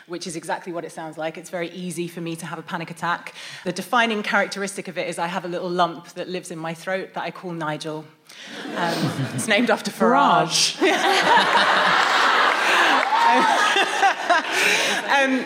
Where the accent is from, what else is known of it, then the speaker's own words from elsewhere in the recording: United Kingdom; we're British